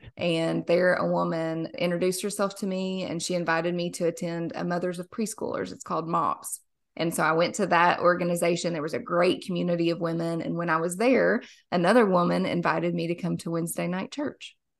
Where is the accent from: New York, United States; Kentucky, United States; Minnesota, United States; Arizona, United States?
Kentucky, United States; Somerset; I am born and raised in a small little lake town in Somerset, Kentucky.